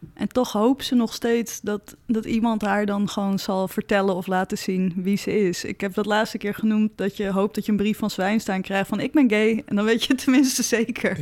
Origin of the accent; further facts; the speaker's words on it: Zaandam, North Holland, Netherlands; Ik kom uit Zandam, best een close community.